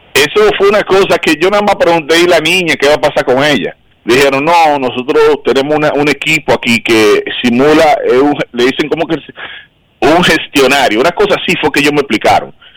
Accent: Dominican Republic; moved away as an adult; now in United States; Yo nací en República Dominicana el 20 de octubre de 1980. Yo viví en República Dominicana los primeros 30 años de mi vida

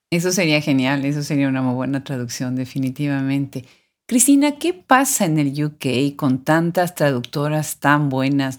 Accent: Mexico; mexicana, como hispanoparlante, aunque también de nacionalidad americana

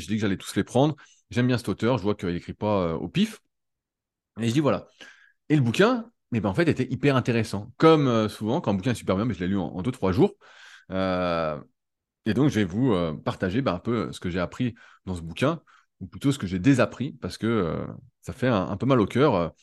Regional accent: France; en tant que Français

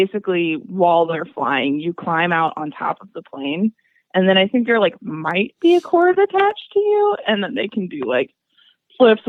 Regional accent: Atlanta, Georgia, United States; also born or lived in Indiana; I was born in Atlanta, Georgia, and I haven't really left except for to go to college in Indiana

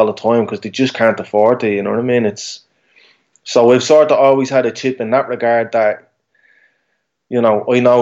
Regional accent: Dublin, Leinster, Ireland

